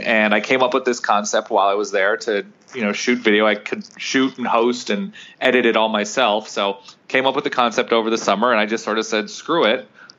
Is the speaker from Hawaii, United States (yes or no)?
no; Southern California, United States; born or raised there